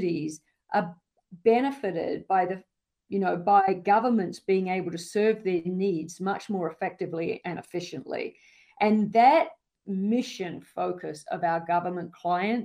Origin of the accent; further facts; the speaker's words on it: Australia; now in United States; I grew up in the outback of Australia